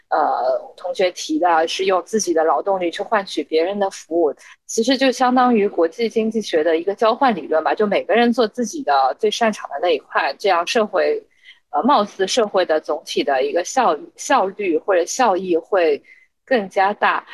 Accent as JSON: {"language": "Chinese", "region": "Shanghai", "country": "China", "tie": "born or raised there", "also_born_or_lived": "Hong Kong / United States Midwest / Lyon", "moved": "as an adult", "said": "土生土长的上海人"}